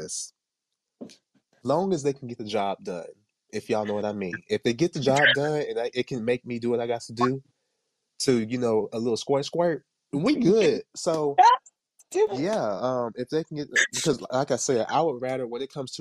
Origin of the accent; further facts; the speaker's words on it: Jamaica; me being Jamaican